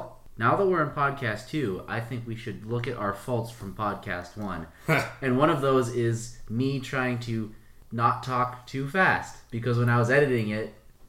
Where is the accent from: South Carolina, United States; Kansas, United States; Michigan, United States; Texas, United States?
Michigan, United States; Marquette; we're both from Marquette, Michigan.